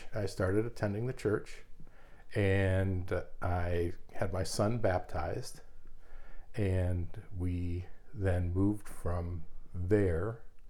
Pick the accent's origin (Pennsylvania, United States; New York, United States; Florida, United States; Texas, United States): Pennsylvania, United States; moved away as an adult; also born or lived in Minneapolis, Minnesota / Oklahoma City, Oklahoma; now in Burnsville, United States; we're originally from Pennsylvania, and we were moved around a little bit in the earlier part of my career, and then we wound up here.